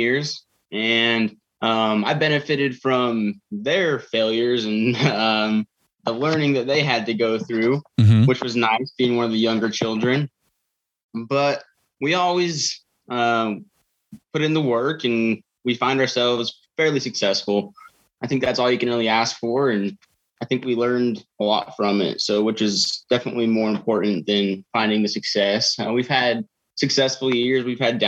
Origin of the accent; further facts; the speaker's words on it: Murtaugh, Idaho, United States; I was raised in Murtaugh. I've lived in the same house my whole life